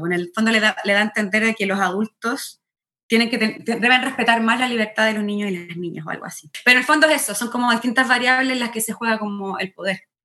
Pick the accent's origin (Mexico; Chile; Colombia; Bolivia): Chile; moved away as an adult; also born or lived in Argentina; now in New York, United States; nunca había vivido fuera de Chile.